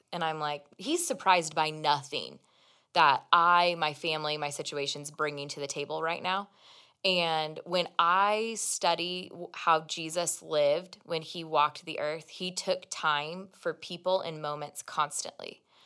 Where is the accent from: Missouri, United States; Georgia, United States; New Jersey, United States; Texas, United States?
Missouri, United States; Kansas City; moved away; Jonathan and I go home, 'cause we're both from Kansas City area